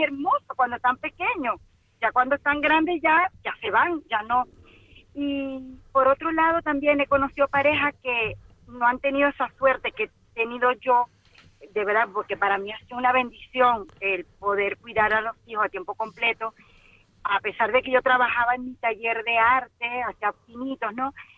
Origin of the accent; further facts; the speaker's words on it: Venezuela; moved away as an adult; now in Las Palmas de Gran Canaria, Spain; soy venezolana